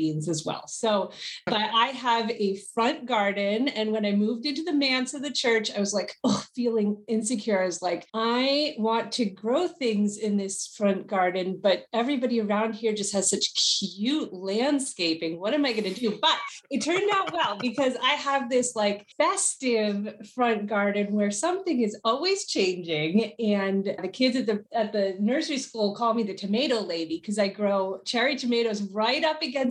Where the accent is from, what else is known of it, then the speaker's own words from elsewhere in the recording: New York City, New York, United States; moved away as an adult; also born or lived in California; I come from New York City, so my initial geography was very much shaped by concrete